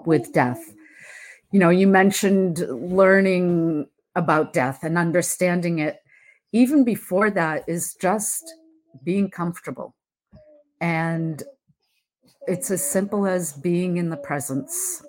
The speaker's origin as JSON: {"language": "English", "region": "Massachusetts", "country": "United States", "tie": "born or raised there", "said": "I am from Massachusetts, born and raised here"}